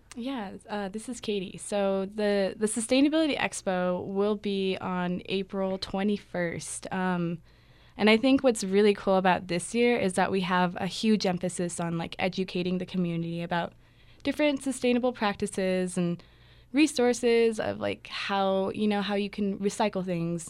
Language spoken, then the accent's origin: English; Albuquerque, New Mexico, United States; I'm from Albuquerque, New Mexico.